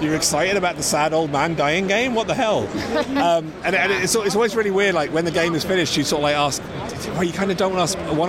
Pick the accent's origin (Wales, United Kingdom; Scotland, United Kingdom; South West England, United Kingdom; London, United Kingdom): London, United Kingdom; also born or lived in Ireland; I grew up in London